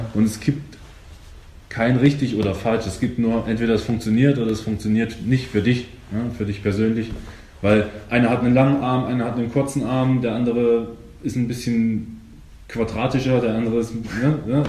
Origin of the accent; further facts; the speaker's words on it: eastern Germany, Germany; ich komme ja aus dem Osten